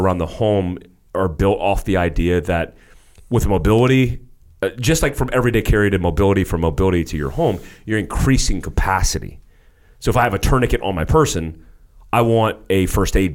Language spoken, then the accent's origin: English; United States; moved away as an adult; also born or lived in Daytona Beach, Florida / North Carolina; I grew up in Daytona Beach, Florida. I grew up in North Carolina in the boonies